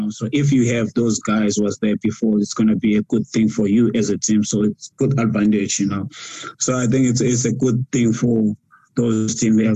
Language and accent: English; South Africa; now in Japan; It's, it's tough for us as South African players, you know.